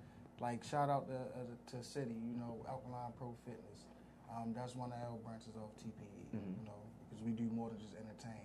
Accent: Baltimore, Maryland, United States; I'm from Baltimore.

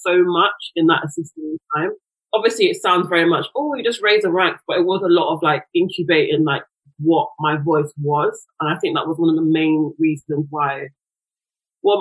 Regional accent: London, United Kingdom; was born in London, raised in South London

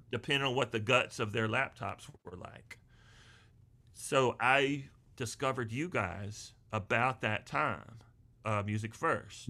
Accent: Charlotte, North Carolina, United States; also born or lived in Wilmington, North Carolina / Burgaw, North Carolina; I was born and raised in the Charlotte area

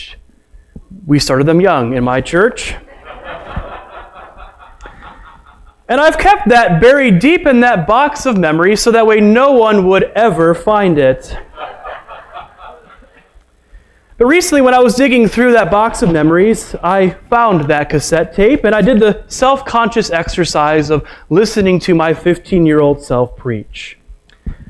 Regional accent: Chicago, Illinois, United States; I was raised in the Chicagoland area of Illinois

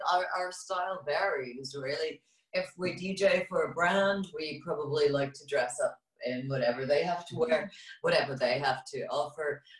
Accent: Frankfurt, Hesse, Germany; moved away as an adult; also born or lived in Los Angeles, United States; now in London, United Kingdom; I grew up in Frankfurt, Germany

